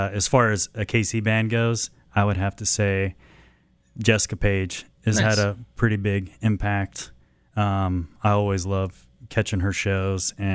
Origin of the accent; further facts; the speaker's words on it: Kansas City, Kansas, United States; moved away as an adult; was born in Kansas City, Kansas.